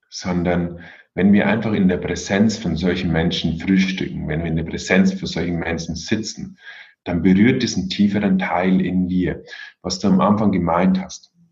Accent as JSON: {"language": "German", "town": "Regensburg", "region": "Bavaria", "country": "Germany", "said": "Aber ich komme hier aus Regensburg und da gibt es auch einen Zen-Meister."}